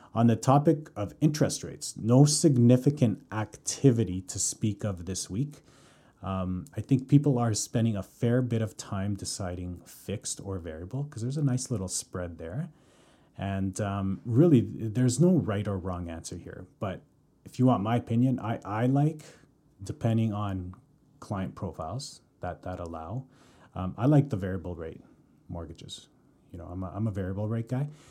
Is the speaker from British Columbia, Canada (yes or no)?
no; Calgary, Alberta, Canada; moved away as an adult; now in Vancouver, Canada; born and raised in Calgary, currently living in Vancouver.